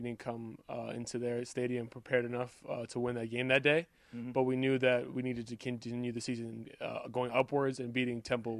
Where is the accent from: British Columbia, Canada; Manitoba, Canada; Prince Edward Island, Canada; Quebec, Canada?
Quebec, Canada; Montreal; now in United States; It was great. My dad was my coach up until I was probably like 13. I thought of it as normal football until I came to the States